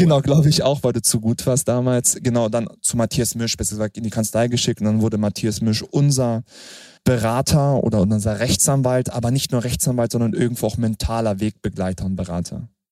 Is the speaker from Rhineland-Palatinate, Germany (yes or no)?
no; Hanover, Lower Saxony, Germany; dass ich dann wirklich in Frieden zur Welt kommen durfte. Das war in Hannover